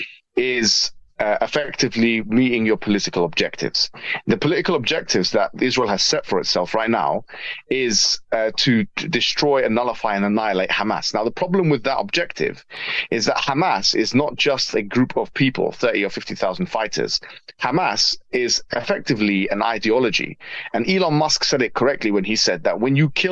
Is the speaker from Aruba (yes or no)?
no; Jordan; moved away; in Jordan, where I'm originally from